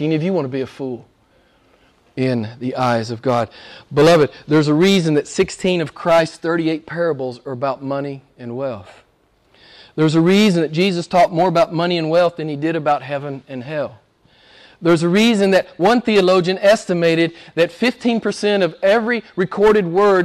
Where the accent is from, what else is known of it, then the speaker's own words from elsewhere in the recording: United States; I'm an American